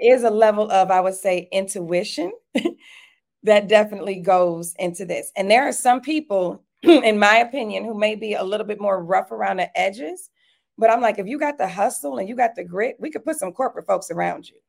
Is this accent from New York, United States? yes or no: no; Detroit, Michigan, United States; now in Atlanta, United States; I grew up in Detroit, Michigan